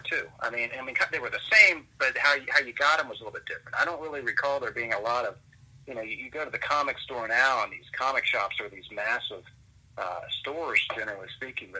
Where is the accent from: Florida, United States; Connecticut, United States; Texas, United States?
Florida, United States; DeLand; my hometown at DeLand